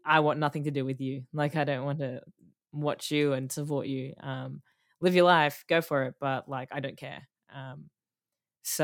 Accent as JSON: {"language": "English", "country": "Australia", "said": "we're Australian"}